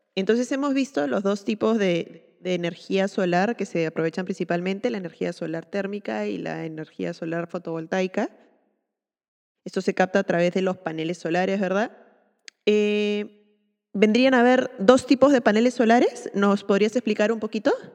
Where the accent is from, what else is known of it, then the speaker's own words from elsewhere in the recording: Peru; soy arquitecta peruana